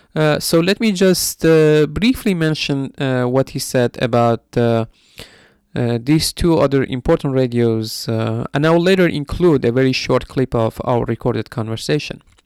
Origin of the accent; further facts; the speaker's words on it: Mahabad, West Azerbaijan, Iran; in Mahabad, formerly known as Saudi Bloc, uh, which is my hometown